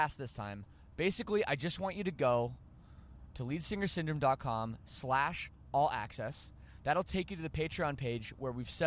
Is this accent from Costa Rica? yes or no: no; Canada; I'm Canadian, and we say some weird things.